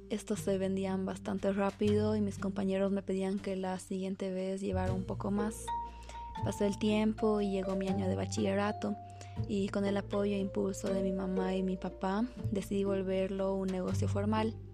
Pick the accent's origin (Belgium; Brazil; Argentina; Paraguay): Belgium; born there; Yo nací en Bélgica y por eso considero a estos dos países muy importantes en mi vida.